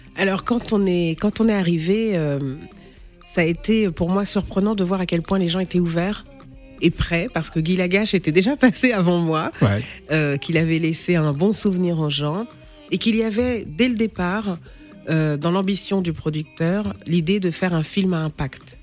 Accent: France; also born or lived in Senegal / Gao region, Mali; je suis née au Sénégal, d'une maman sénégalaise et d'un papa malien. Je, suis arrivée en France, j'avais 4 ans, j'ai grandi ici, je vis ici en France

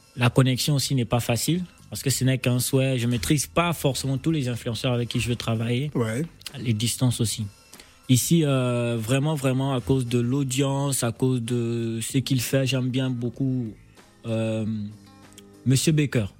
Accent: Gabon; accent: Gabonese; also born or lived in Port-Gentil, Gabon / Libreville, Gabon; mon accent gabonais

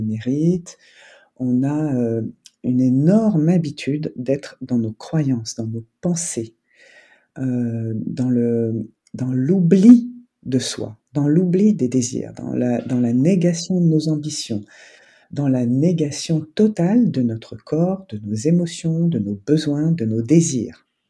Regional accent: France; je suis né en France

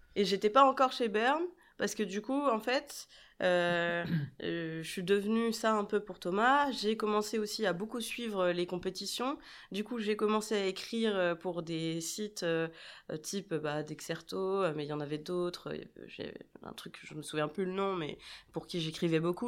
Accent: Brest, Brittany, France; also born or lived in Rennes; je viens de, de Brest, comme. Bah, comme Jérém euh, et et euh, j'ai fait mes études, euh, mes études là-bas

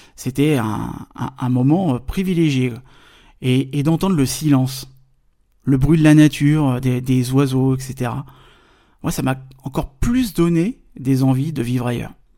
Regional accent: Paris, Île-de-France, France; je suis français, je viens de Paris.

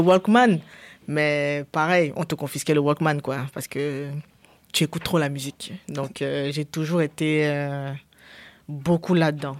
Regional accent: Cameroon; je viens du Cameroun, j'ai grandi au Cameroun

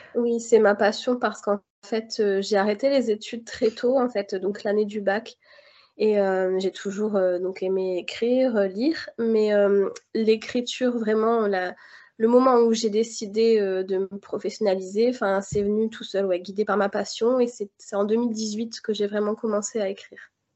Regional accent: Béthune, Hauts-de-France, France; j'ai grandi, euh, à Béthune, dans le Nord-Pas-de-Calais

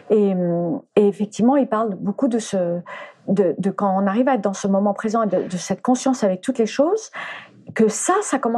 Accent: Spain; mais d'abord je venais, j'étais danseuse de flamenco, je venais d'Espagne

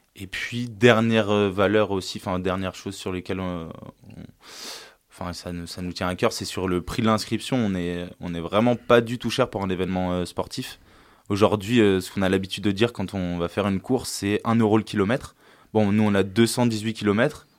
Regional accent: La Terrasse, Auvergne-Rhône-Alpes, France; also born or lived in Lille; je suis originaire de la région de Grenoble, de la vallée du Grésivaudan et d'un petit village qui s'appelle La Terrasse

